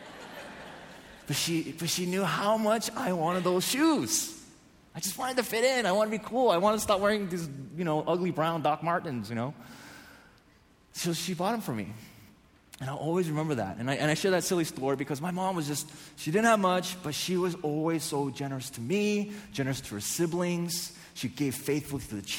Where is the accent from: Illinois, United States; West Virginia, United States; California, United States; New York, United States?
California, United States; San Diego; I grew up in North San Diego